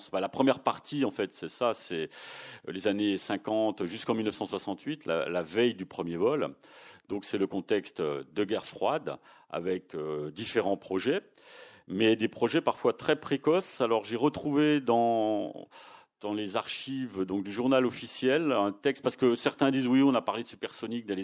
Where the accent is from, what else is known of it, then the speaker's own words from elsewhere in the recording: Toulouse, Occitania, France; même si on est toulousain, il faut reconnaître que c'est le Tupolev 144 à chaque fois qui a été le premier.